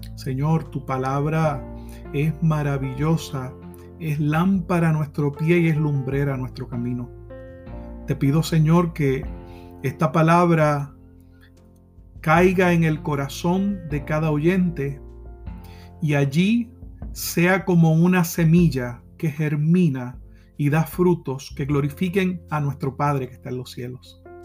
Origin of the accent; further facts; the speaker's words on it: Puerto Rico; como decimos en mi país, Puerto Rico